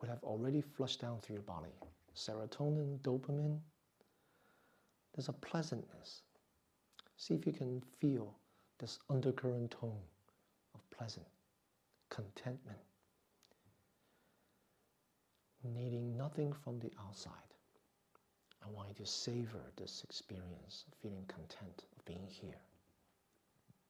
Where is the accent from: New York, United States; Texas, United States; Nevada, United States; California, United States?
New York, United States; I grew up in New York